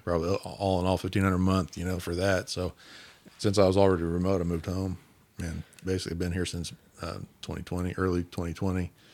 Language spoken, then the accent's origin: English; Independence, Kansas, United States; also born or lived in Coffeyville, Kansas; I grew up in Independence